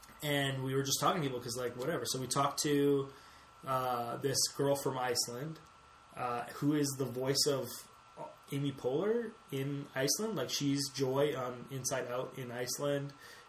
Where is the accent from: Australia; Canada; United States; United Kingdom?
Canada; we're from Canada